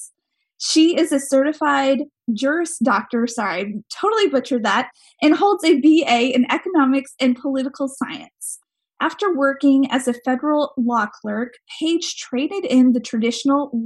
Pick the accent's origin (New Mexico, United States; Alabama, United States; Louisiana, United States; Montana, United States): Montana, United States; That's my home state.